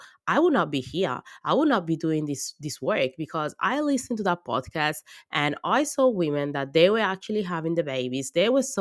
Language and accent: English; Italy; English is a second language; moved away as an adult; now in Australia; I was born in Italy and I grew in Italy and I study in Italy.